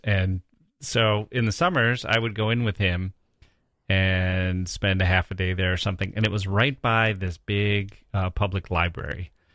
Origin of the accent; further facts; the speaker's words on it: Wisconsin, United States; I grew up in Wisconsin in this small town